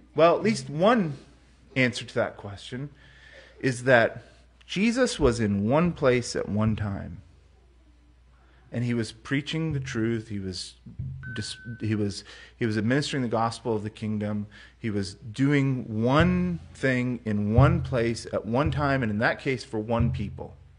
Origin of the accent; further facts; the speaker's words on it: United States; I'm an American